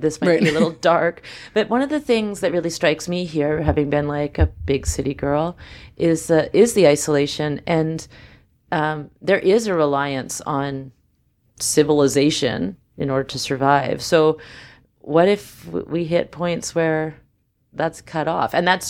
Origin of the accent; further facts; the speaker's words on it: Vancouver, British Columbia, Canada; I mean, I'm from Vancouver and I grew up there and there were things I kind of didn't notice.